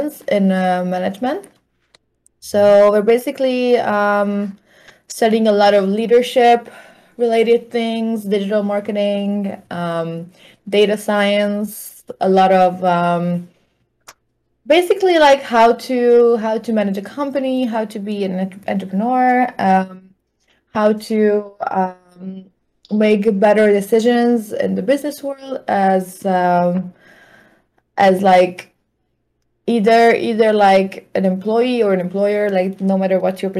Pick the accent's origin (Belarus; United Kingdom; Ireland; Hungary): Hungary; moved away as an adult; now in Germany; I'm from Hungary